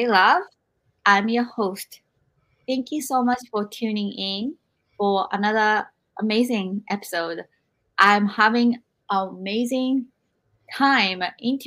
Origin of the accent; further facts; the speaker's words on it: Japan; moved away; when I was growing up in Japan